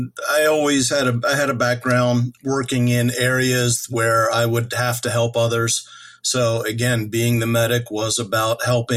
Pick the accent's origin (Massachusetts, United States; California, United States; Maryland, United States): Maryland, United States; Eastern Shore of; moved away; I'm originally from the Eastern Shore of Maryland